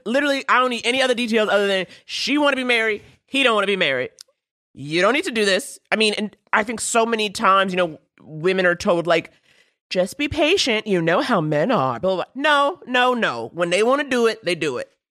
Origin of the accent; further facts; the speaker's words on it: New York City, New York, United States; I grew up in Harlem